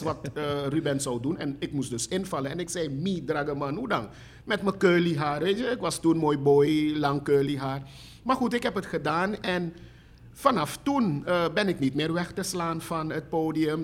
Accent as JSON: {"language": "Dutch", "country": "Suriname", "also_born_or_lived": "Netherlands", "said": "ik kwam pas terug uit Nederland. Ehm, ik was een jaar of zeven, acht"}